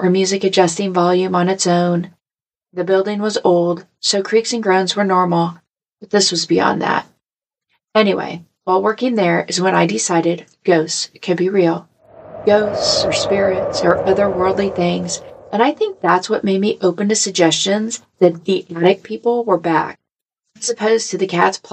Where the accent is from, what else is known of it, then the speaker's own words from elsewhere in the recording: Missouri, United States; I'm from Missouri